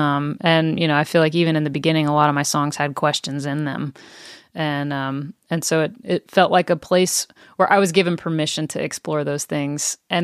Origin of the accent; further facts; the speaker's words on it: Tennessee, United States; I grew up in East Tennessee and grew up going to church became a follower of Jesus at a young age.